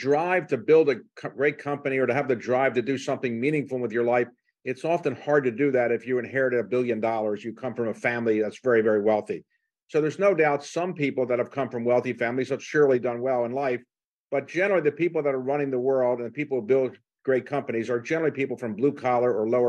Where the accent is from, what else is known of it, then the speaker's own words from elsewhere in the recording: Baltimore, Maryland, United States; moved away as an adult; I came from Baltimore. My parents were not college or high school graduates. I was their only child.